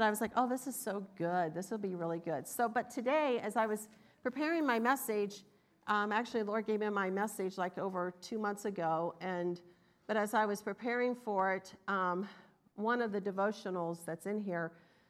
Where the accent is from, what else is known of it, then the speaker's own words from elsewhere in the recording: the South, United States; I'm from the South, but you can hear the difference